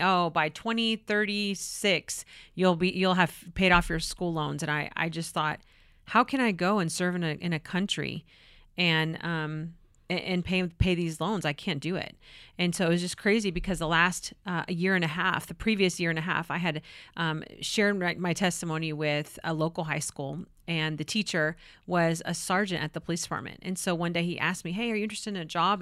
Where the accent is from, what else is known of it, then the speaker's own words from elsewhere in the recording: California, United States; moved away; I'm from California.